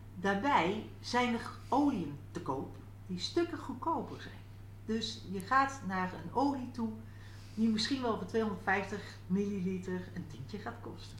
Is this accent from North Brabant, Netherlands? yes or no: yes; North Brabant, Netherlands; now in Achterhoek, Netherlands; ik kom uit Brabant